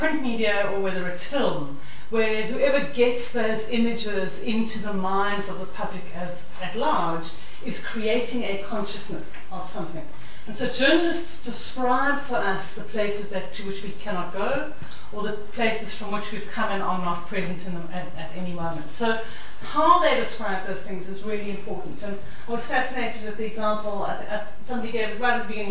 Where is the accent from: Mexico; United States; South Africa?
South Africa; accent: South African; You can hear I'm a South African